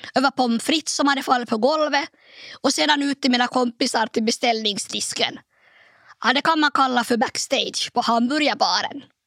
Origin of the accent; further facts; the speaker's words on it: Nykarleby, Ostrobothnia, Finland; also born or lived in Turku; ställa upp i kommunalvalet i min hemort Nykarleby